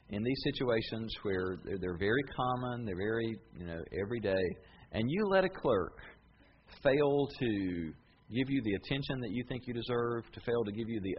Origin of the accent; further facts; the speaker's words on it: United States; I'm tickled to be an American